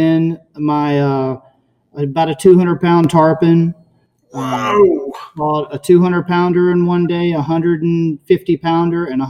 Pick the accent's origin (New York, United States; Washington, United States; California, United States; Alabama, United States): Alabama, United States; now in Naples, United States; I grew up in Alabama, fishing on Lake Gunnersville and Tennessee River